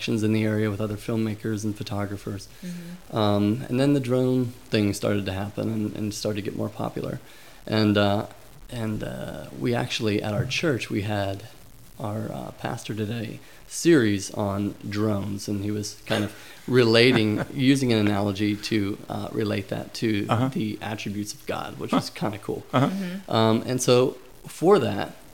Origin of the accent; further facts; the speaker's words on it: Pittsburgh, Pennsylvania, United States; moved away; I grew up in Pittsburgh